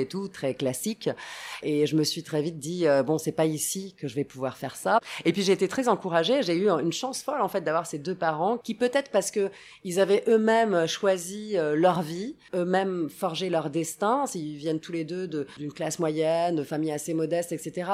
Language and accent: French; Rome, Lazio, Italy; moved away; also born or lived in Sicily; J'ai grandi à Rome, mais je passais énormément de temps en Sicile, plutôt à l'ouest de la Sicile